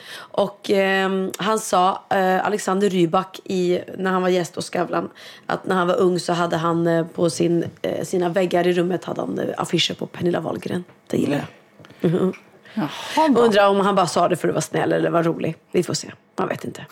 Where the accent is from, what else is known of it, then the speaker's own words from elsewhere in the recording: Sweden; som svensk